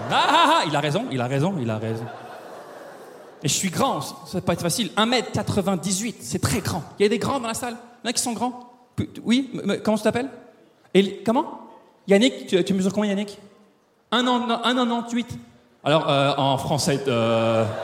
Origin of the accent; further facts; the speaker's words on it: France; now in Quebec, Canada; oui je suis français, ça fait 15 ans que je vis au Québec, que ça se peut qu'il y ait des mots ou des expressions québécoises qui sortent de ma bouche ce soir.